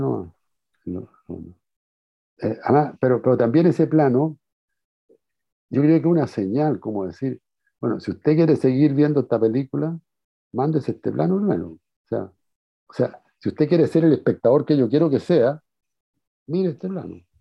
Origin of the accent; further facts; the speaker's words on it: Chile; Como buen chileno